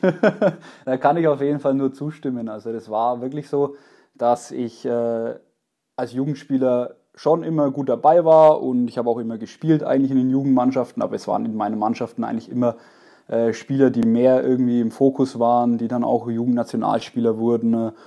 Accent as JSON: {"language": "German", "town": "Allersberg", "region": "Bavaria", "country": "Germany", "tie": "born or raised there", "said": "ich habe in Allersberg gewohnt"}